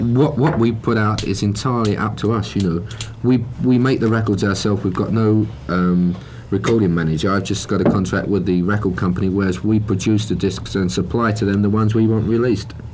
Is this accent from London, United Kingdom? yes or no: yes; London, United Kingdom; we're from London